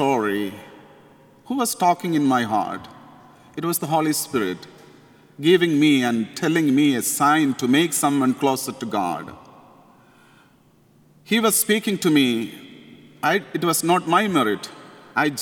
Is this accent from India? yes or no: yes; India; accent: Indian; English is a second language; moved away as an adult; my Indian accent.